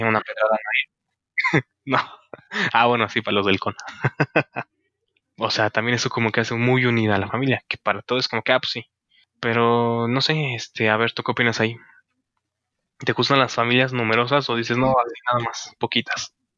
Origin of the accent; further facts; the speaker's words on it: Mexico; soy mexicano